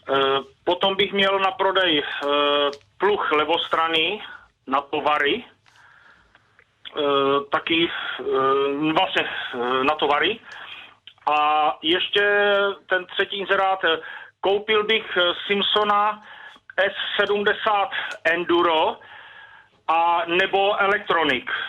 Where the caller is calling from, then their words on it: South Moravian Region, Czechia; E, jsem z Brunady za Znojmem.